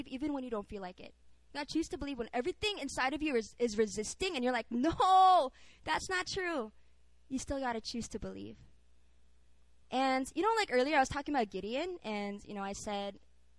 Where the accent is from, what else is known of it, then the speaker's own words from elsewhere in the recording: Philippines; now in South Korea; I grew up in the Philippines